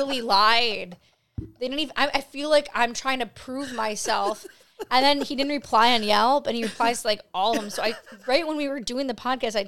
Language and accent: English; Buffalo, New York, United States; I'm from Buffalo.